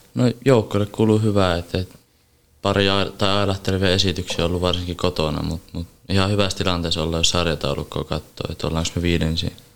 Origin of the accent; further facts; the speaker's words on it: Oulu, North Ostrobothnia, Finland; mä oon Oulusta kotoisin